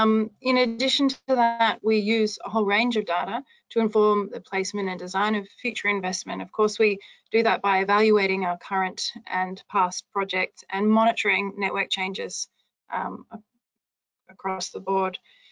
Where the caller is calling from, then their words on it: Western Australia, Australia; So I'm chiming in from Western Australia and talking about the approaches to monitoring and evaluation of the activities and programs and projects that we undertake over here.